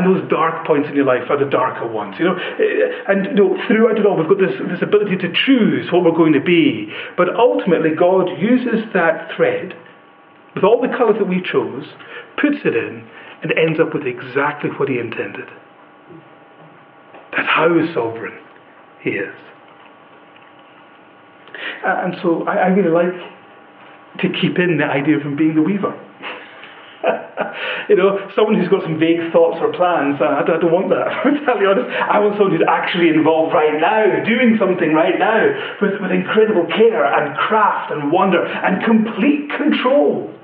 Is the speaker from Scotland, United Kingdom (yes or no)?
yes; Western Isles, Scotland, United Kingdom; I come from the Western Isles. When I was a wee boy, I got to go into the shed and see the weaver at work making Harris tweed.